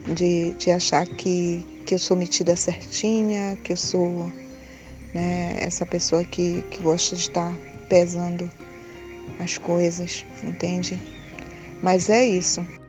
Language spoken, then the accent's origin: Portuguese; Belém, Pará, Brazil; now in Bragança, Brazil; Eu sou de Belém do Pará, mas eu moro em Bragança do Pará